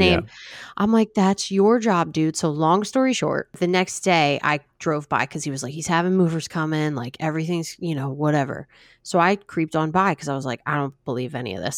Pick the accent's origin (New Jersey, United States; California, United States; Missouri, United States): New Jersey, United States; I'm from New Jersey